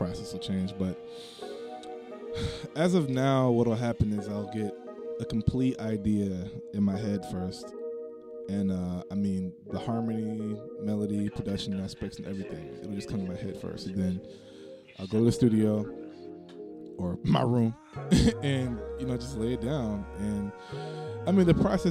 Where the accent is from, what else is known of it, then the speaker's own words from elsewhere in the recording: Orlando, Florida, United States; I'm born and raised in Orlando, Florida, West Orlando, Florida, around the Cowee, Winter